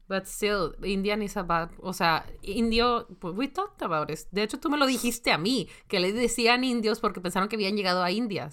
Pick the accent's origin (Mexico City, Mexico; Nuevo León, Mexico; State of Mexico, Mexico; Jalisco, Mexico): Nuevo León, Mexico; Monterrey; si soy de Monterrey